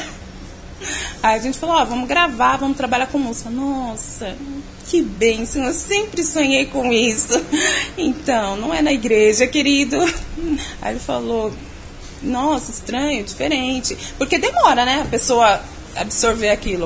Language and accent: Portuguese; São Paulo, Brazil; eu sou de São Paulo mesmo, nascida e criada aqui, capital. Eu sou ali da Zona Leste de São Paulo, ali Vila Alpina